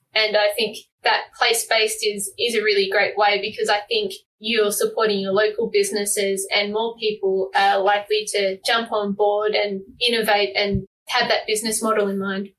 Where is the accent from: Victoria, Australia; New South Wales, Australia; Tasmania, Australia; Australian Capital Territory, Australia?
Tasmania, Australia; moved away as an adult; now in Seattle, United States; I'm from Tasmania, so you know, I like my small towns